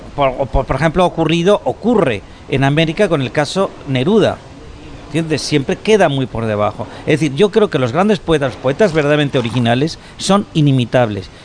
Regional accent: Spain

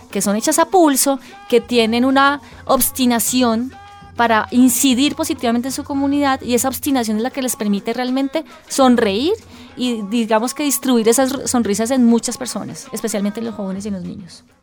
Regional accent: Colombia; eso que nos, que nos debería caracterizar cada vez más como colombianos

